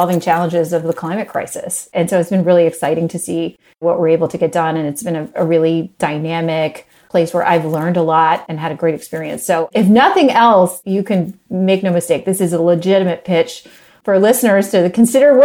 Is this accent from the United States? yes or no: yes; West Virginia, United States; moved away as an adult; also born or lived in Mongolia; I grew up in West Virginia originally.